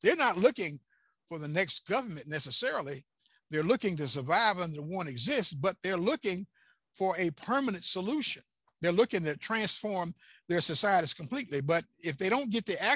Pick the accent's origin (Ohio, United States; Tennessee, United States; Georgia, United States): Tennessee, United States; Chattanooga; the radio station I had in Chattanooga, my hometown